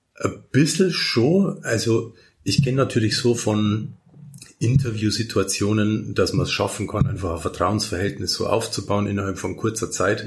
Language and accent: German; Simbach am Inn, Bavaria, Germany; in Niederbayern und gerade in der Region, wo ich aufgewachsen bin